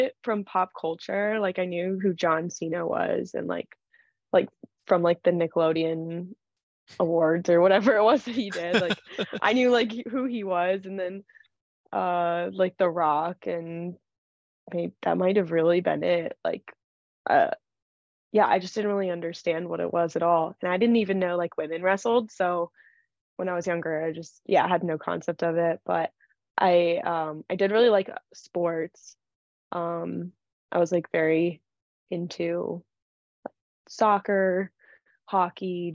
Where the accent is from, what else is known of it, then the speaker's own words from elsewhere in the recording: Columbus, Ohio, United States; moved away; I grew up in Columbus, Ohio.